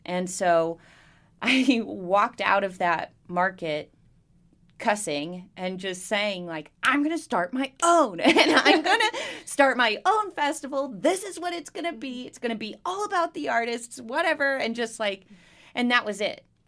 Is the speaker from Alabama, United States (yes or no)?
no; Bristol, Virginia, United States; also born or lived in Southeast United States; I grew up in Bristol. Uh, we moved here. We moved around all over the Southeast growing up. And then when I was ten, we moved here and we stayed